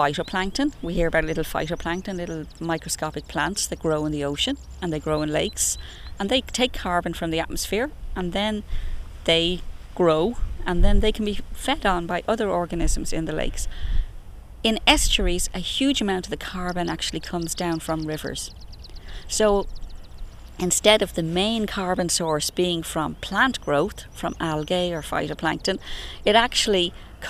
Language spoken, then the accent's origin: English; Dublin, Leinster, Ireland; I grew up in Clontarf, just off the Clontarf Road, so I was constantly as a child looking at this area